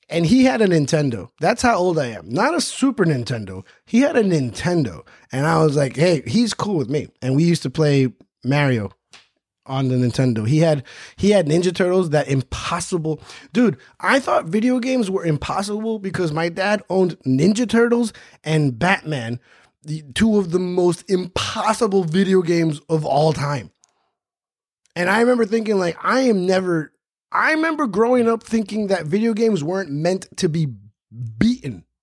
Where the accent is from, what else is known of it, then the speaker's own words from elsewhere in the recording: New York City, New York, United States; also born or lived in Jackson Heights, Queens / Stony Brook, Long Island; I was born in Jackson Heights, but I was raised in Flushing